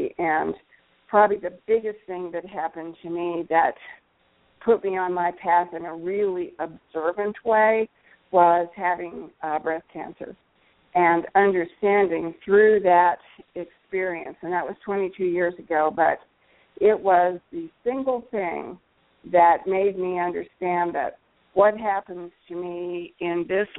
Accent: United States; also born or lived in Texas / Central Missouri; I grew up in Texas and Central Missouri

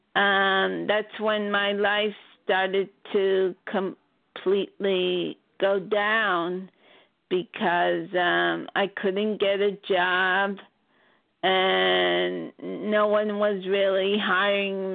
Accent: Baldwin, New York, United States; also born or lived in Flushing, New York; I was born in Flushing, New York, but I lived as a child in Baldwin, Long Island

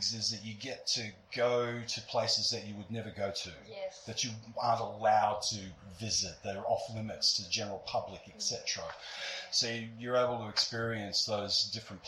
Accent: Brisbane, Queensland, Australia; I'm from Brisbane. I'm from here

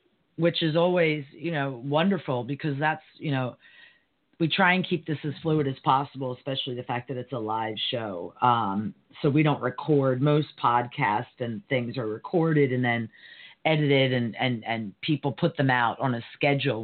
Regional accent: United States; being an American

